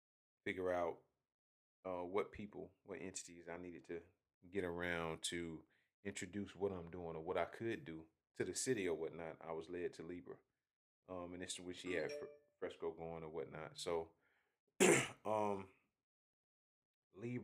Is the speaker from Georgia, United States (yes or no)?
yes; Augusta, Georgia, United States; moved away as an adult; also born or lived in Hephzibah, Georgia / Greensboro, North Carolina / Atlanta, Georgia; being from Augusta